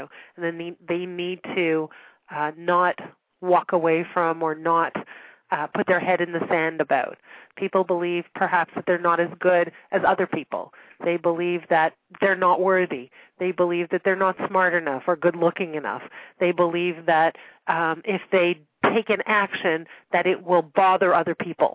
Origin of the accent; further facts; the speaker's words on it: Montreal, Quebec, Canada; now in Toronto, Canada; I grew up in Montreal